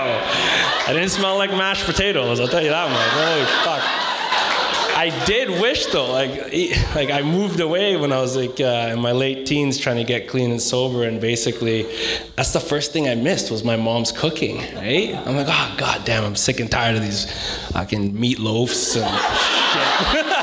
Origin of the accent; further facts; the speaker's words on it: Coquitlam, British Columbia, Canada; I'm actually from Coquitlam